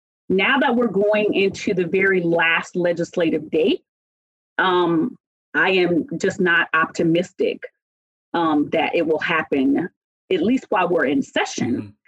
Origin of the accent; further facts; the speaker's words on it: Lakenheath, East of England, United Kingdom; born there; I was born in Lakenheath, England, and then went back and went 7th, 8th, 9th, and 10th grade to Alconbury House School in England